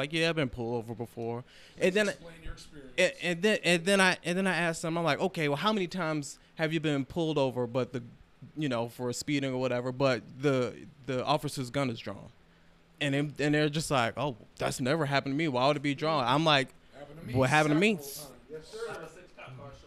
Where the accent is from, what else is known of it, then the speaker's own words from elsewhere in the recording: Baltimore, Maryland, United States; I'm from Baltimore